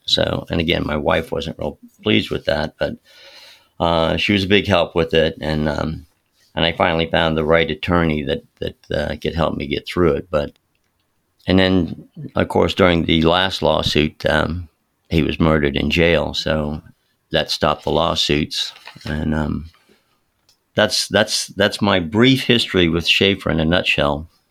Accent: Palm Beach County, Florida, United States; I grew up in Palm Beach County in Florida

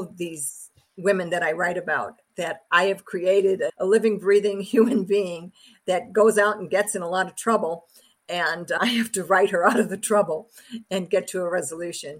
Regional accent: Chicago, Illinois, United States; my hometown, in my home neighborhood.

